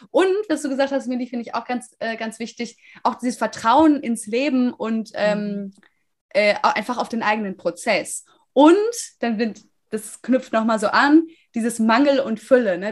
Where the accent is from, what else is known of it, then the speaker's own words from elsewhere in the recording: Münster, North Rhine-Westphalia, Germany; moved away; ich komme aus Münster